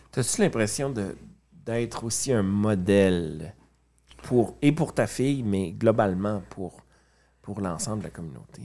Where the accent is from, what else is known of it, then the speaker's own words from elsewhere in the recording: Quebec, Canada; moved away as an adult; now in Winnipeg, Canada; je suis né au Lac-Saint-Jean